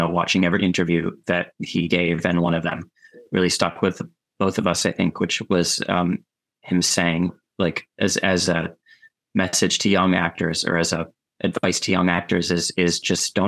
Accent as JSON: {"language": "English", "town": "Scarsdale", "region": "New York", "country": "United States", "tie": "born or raised there", "also_born_or_lived": "Chicago / San Francisco / Canada / North Carolina", "said": "age of 9 to 19, we lived in Scarsdale, New York, which was just under an hour from the city."}